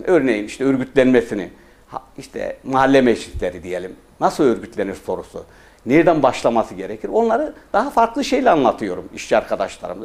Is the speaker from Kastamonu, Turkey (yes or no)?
no; Pazarcık, Kahramanmaraş, Turkey; also born or lived in Iskenderun, Hatay; now in Istanbul, Turkey; Kahramanmaraş Pazarcık doğumluyum